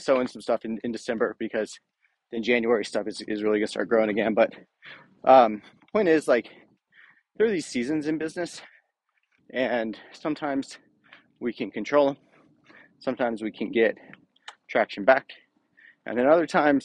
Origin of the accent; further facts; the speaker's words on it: Rockingham County, Virginia, United States; I grew up in Virginia in basically farm country, in Rockingham County, which is the poultry capital of the U.S.